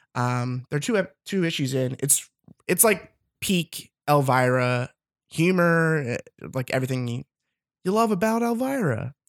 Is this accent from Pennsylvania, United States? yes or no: yes; Philadelphia, Pennsylvania, United States; moved away as an adult; also born or lived in New York; now in Los Angeles, United States; I'm from Philadelphia